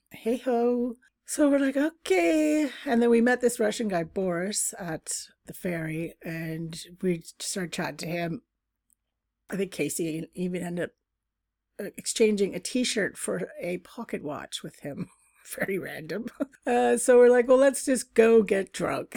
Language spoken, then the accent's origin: English; Canada; we're two Canadians